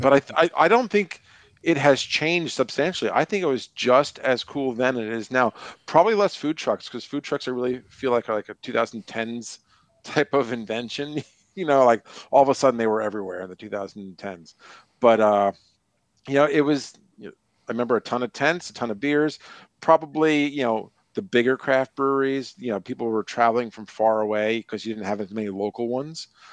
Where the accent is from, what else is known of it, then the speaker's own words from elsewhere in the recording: New York, United States; moved away as an adult; I grew up in New York